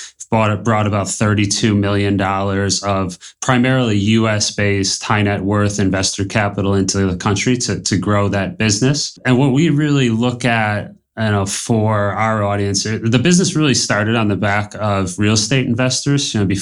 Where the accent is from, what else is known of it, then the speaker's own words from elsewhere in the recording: Buffalo, New York, United States; now in Colombia; Born and raised in Buffalo, New York.